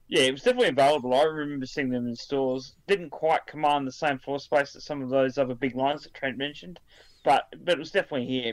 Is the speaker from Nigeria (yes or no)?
no; Australia; being an Aussie